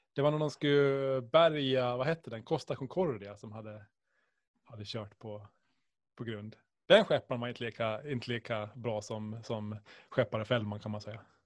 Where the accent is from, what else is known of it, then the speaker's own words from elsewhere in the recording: Åland Islands; Ålandsfärjan förstås, som alla ålänningar